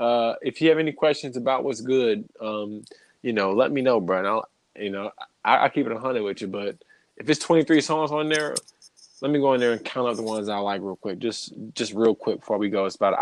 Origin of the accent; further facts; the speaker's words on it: New Orleans, Louisiana, United States; I'm from New Orleans.